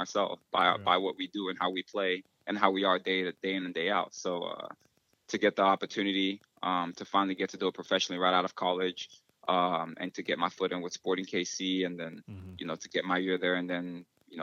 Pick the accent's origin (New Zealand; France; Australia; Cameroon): Cameroon; moved away; I was born in Cameroon, West Africa